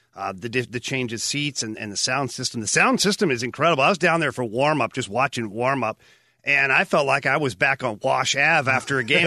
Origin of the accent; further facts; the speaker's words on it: Ottawa, Ontario, Canada; moved away; Ottawa um, early in my career, oh, about four or five years into my career, and that's my hometown.